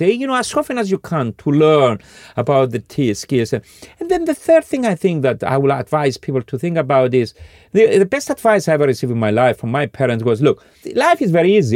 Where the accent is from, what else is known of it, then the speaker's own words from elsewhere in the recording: Cyprus; now in Scandinavia; forty years ago when I was growing up in Cyprus